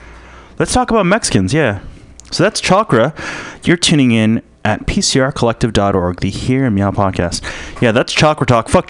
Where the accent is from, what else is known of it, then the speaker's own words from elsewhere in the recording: Philippines; I'm a Filipino.